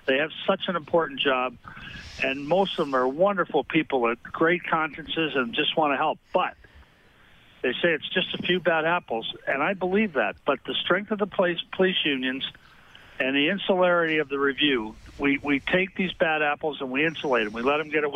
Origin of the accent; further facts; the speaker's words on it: Minnesota, United States; also born or lived in Rhode Island; I was born in Rhode Island, but I grew up in Minnesota